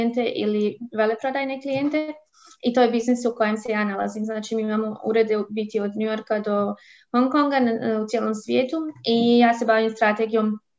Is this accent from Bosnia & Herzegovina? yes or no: yes; Bosanska Krupa, Federation of Bosnia and Herzegovina, Bosnia & Herzegovina; moved away as an adult; now in Germany; ja dolazim iz Bosanske Krupe, inače e, tam, rođena sam u Bosni, tamo sam živjela prvi dio e, svoga života. Preselila sam se u Njemačku u 2012.